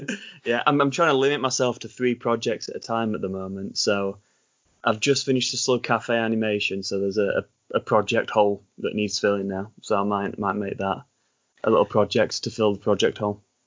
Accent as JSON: {"language": "English", "region": "Yorkshire and the Humber", "country": "United Kingdom", "accent": "Sean Bean / Ned Stark accent", "said": "I'm not from America at all. I'm from England."}